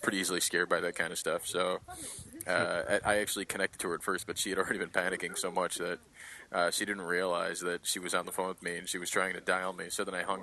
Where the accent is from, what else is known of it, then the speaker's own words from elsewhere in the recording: Detroit, Michigan, United States; moved away as an adult; also born or lived in Chicago; now in Japan; I'm originally from Detroit